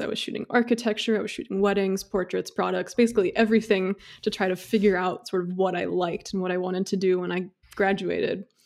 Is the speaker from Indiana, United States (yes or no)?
yes; Indiana, United States; moved away; also born or lived in Seattle area; I am actually from Indiana